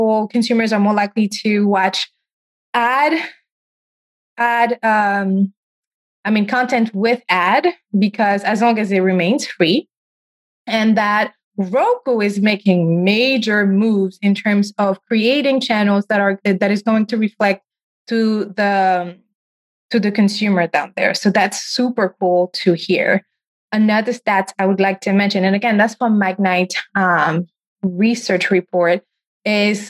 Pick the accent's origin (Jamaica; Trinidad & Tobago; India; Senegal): Senegal; moved away; I grew up in Senegal, in West Africa